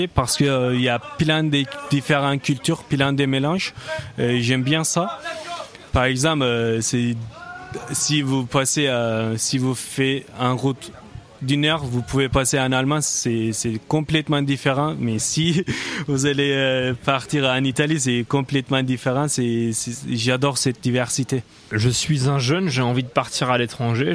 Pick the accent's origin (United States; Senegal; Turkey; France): Turkey; moved away; je viens de la Turquie, donc c'était hors d'Europe